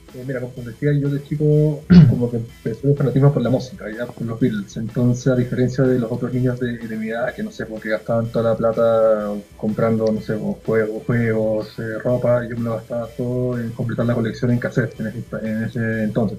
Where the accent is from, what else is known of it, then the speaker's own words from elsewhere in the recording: Lima, Peru; now in Chile; nací en Lima y me vine acá en el 2001 por chamba de mi viejo por trabajo, así que nos vimos con familia y nos quedamos.